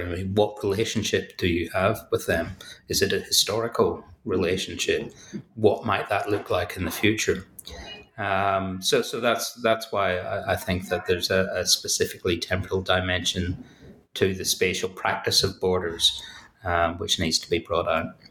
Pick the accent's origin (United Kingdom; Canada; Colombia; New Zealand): United Kingdom; Belfast, Northern Ireland; as you may hear from, from my accent, uh, I'm from Belfast, so I, I, grew up in a contested space